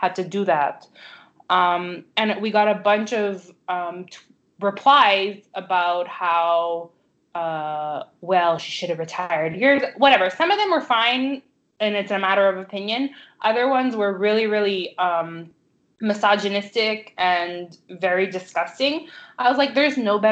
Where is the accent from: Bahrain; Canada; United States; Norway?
Canada; I'm Canadian